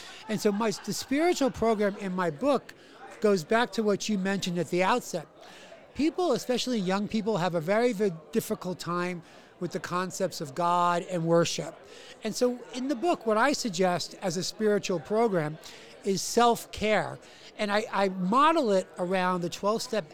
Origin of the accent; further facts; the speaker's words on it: New York City, New York, United States; I'm from New York City